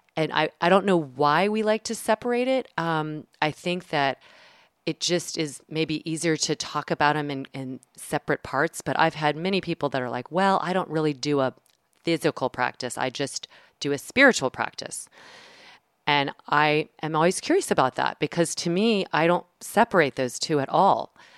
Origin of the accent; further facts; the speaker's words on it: the South, United States; I'm from the South